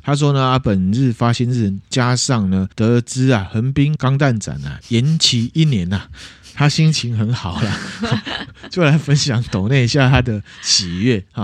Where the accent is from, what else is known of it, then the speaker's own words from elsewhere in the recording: Taiwan; 我们身为台湾人